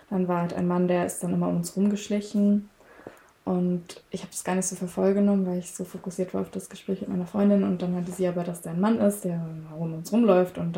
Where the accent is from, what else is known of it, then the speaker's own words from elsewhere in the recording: Saxony, Germany; ich komme zwar aus Sachsen, aber ich spreche auch gar kein Sächsisch.